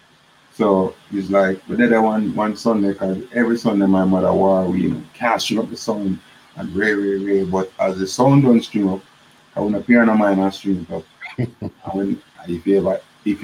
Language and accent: English; Kingston, Jamaica; where I come from Waterhouse.